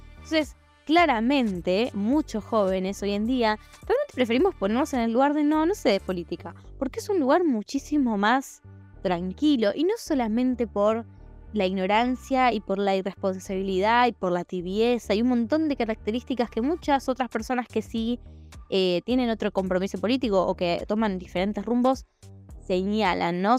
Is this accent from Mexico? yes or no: no; Argentina